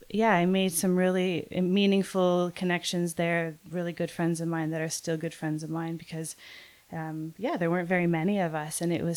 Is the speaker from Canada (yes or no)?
yes; just north of Toronto, Ontario, Canada; also born or lived in New Brunswick / Montreal; So I'm Canadian, yeah. And I grew up just north of Toronto. And I did my art schooling in two different chapters. So the first chapter, I was on the east coast of Canada.